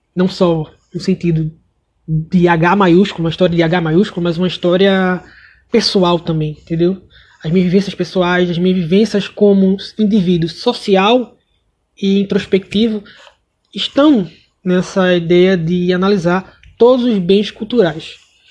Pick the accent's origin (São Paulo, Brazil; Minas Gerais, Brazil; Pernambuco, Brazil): Pernambuco, Brazil; sou de Pernambuco